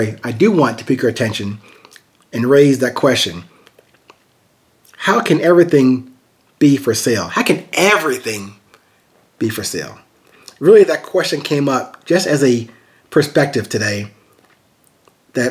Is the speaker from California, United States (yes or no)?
no; Amityville, New York, United States; growing up in a very musically and artistically gifted family in Long Island, New York. Actually, I was born in Amityville, New York